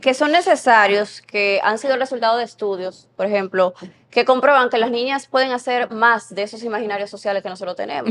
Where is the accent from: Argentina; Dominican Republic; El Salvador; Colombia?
Dominican Republic; San Pedro de Macorís; moved away as an adult; now in Santo Domingo, Dominican Republic; Yo estaba recién llegada a la capital, yo soy de San Pedro de Macorís, vine aquí a estudiar